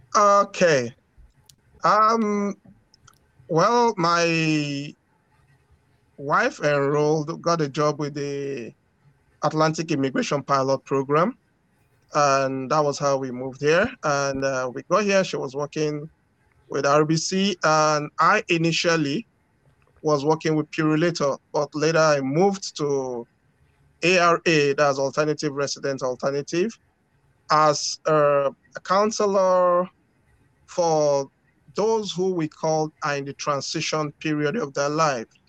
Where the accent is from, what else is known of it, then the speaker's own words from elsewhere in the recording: Lagos, Nigeria; now in Moncton, Canada; I was born in Nigeria. Okay. Grew up in Nigeria in the busy city of Lagos.